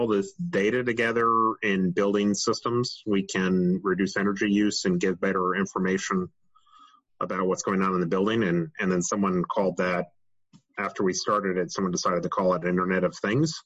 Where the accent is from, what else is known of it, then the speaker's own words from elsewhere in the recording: Rye, New York, United States; I grew up in Rye, New York